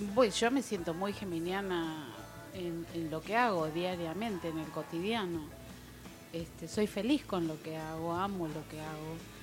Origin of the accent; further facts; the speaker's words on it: Capilla del Monte, Córdoba, Argentina; moved away as an adult; also born or lived in Buenos Aires; yo nací acá en Capilla hace 58 años. este, mis padres, mis abuelos, bisabuelos son de, este lugar.